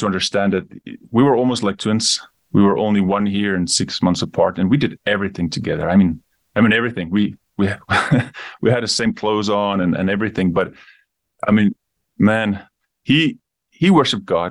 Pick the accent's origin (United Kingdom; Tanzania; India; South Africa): South Africa; also born or lived in Namibia; I grew up in Namibia. I moved to South Africa when I was young, grew up the rest of my time there.